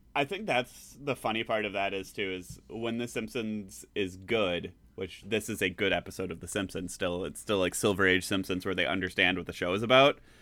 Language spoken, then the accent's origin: English; Green Bay, Wisconsin, United States; growing up in the Green Bay Area